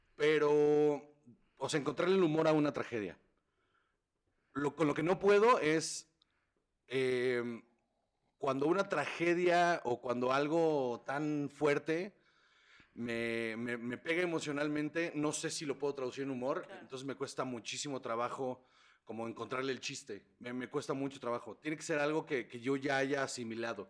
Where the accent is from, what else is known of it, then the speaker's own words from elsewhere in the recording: Sonora, Mexico; yo soy de Sonora